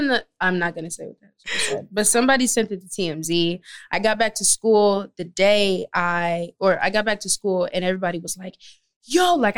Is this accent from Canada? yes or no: no; the Valley, California, United States; So I grew up in the Valley.